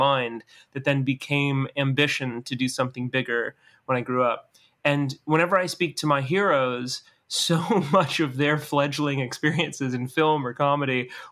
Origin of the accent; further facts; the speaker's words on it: New Orleans, Louisiana, United States; moved away as an adult; also born or lived in Metairie; now in Los Angeles, United States; I grew up in New Orleans